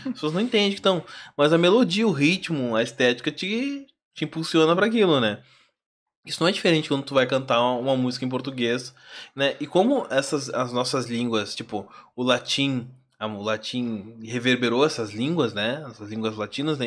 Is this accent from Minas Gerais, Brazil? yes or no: no; Alvorada, Rio Grande do Sul, Brazil; sou de Alvorada